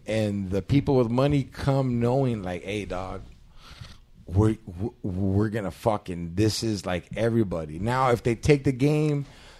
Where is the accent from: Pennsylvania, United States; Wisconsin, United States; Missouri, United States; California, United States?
California, United States; Orange County; I grew up in Orange County. I'm a Dodger fan, but I lived 10 minutes walking from Angel Stadium